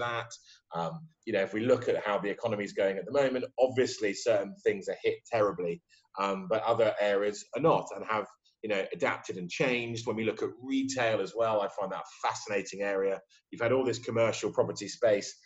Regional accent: United Kingdom; I'm British

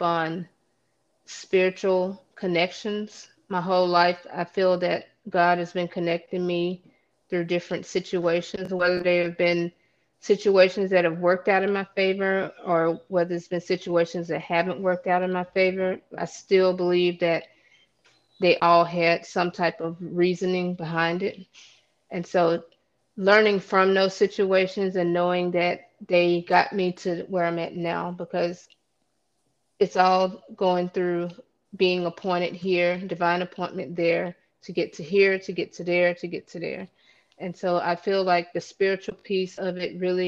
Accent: the South, United States; moved away as an adult; also born or lived in Chicago; now in Los Angeles, United States; I was born and raised in the South. 24 years of my life I spent in the South

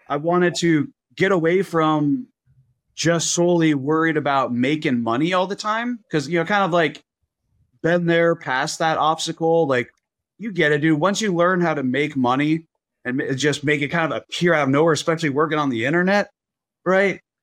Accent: Las Vegas, Nevada, United States; I was born in Vegas

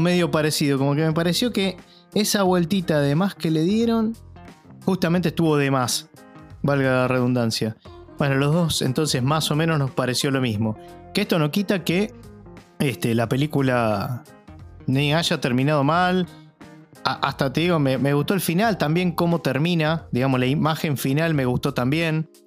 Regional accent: Argentina; como ciudadano argentino, como argentino

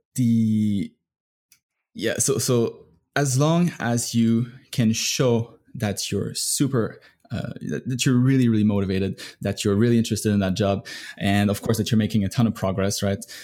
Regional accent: Canada; now in United States; I'm from Canada

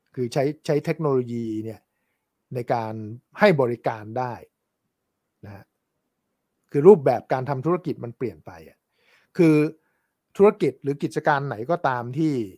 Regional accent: Thailand; also born or lived in New York; เราคนไทย

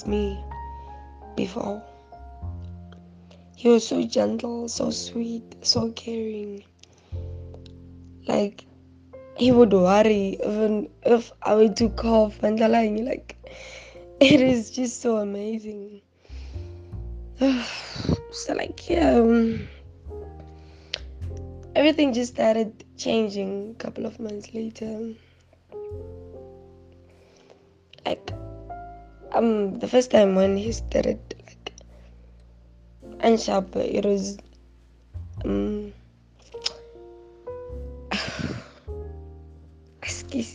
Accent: Brits, North West, South Africa; I'm from Babo, Brits, Northwest

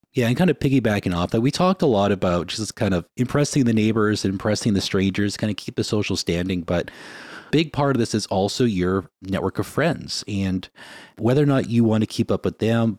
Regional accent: Winnipeg, Manitoba, Canada; now in Vancouver, Canada; when we grew up in Winnipeg

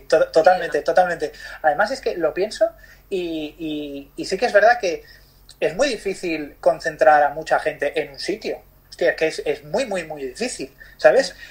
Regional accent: Barcelona, Catalonia, Spain; also born or lived in Bali, Indonesia; soy de Barcelona. Eh, nací aquí, he vivido aquí.

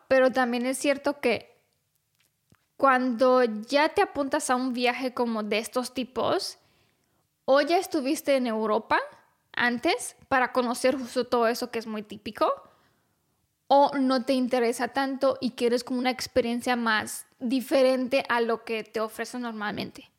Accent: Romania; yo que soy rumana

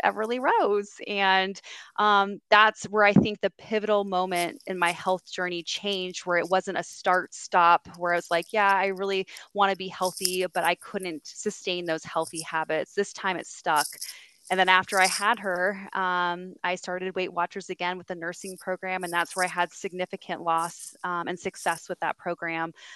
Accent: San Diego, California, United States; now in Greenville, United States; I was born and raised in San Diego, California, and um, I now live in Greenville, South Carolina

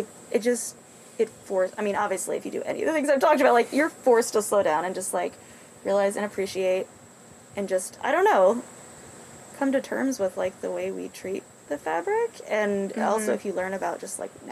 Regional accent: New Jersey, United States; moved away as an adult; now in Kansas, United States; I'm originally from New Jersey.

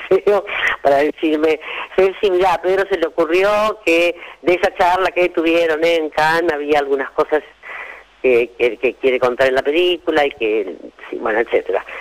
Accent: Argentina; como somos argentinos

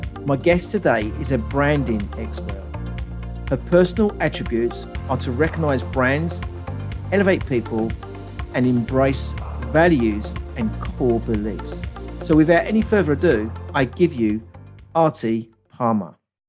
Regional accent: England, United Kingdom; they always know that I start with the weather, being typical English.

